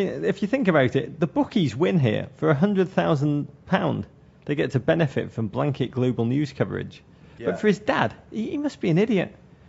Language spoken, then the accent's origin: English; England, United Kingdom; Until cheap plane travel allowed us to leave England, which I didn't do till very late in life, we holidayed in Blackpool on the beach.